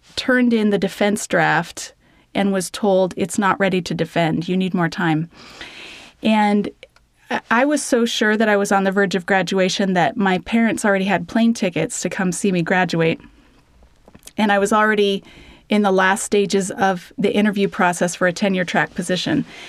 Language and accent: English; Denver, Colorado, United States; moved away as an adult; now in Alberta, Canada; I grew up in Denver, Colorado